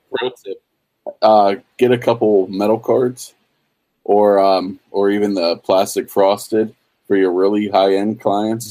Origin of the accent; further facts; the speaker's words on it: Pittsburgh, Pennsylvania, United States; I'm from Pittsburgh